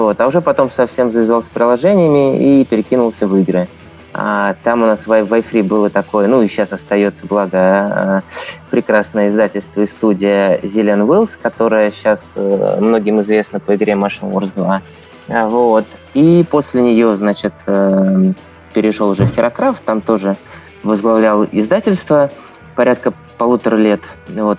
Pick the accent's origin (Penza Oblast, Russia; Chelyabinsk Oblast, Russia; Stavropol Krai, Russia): Penza Oblast, Russia; Penza; moved away as an adult; also born or lived in Saint Petersburg; я родом из Средиземья, ой, извините, из Пензы